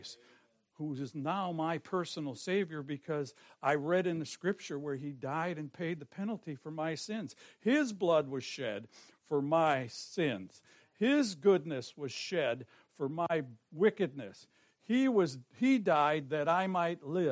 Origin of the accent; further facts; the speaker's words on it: Forest Park, Illinois, United States; I was born in Forest Park